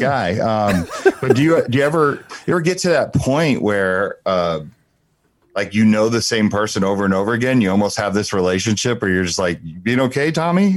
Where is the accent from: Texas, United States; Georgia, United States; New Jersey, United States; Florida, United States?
New Jersey, United States; Asbury Park; I'm from Asbury Park, New Jersey